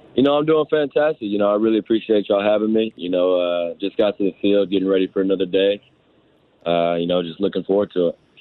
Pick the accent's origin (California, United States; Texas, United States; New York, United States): Texas, United States; Houston; I'm, I'm from Houston